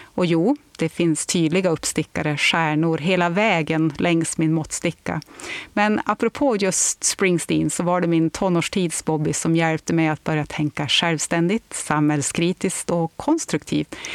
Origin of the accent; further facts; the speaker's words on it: Örnsköldsvik, Västernorrland County, Sweden; moved away; also born or lived in England; hemma i Lilla Övik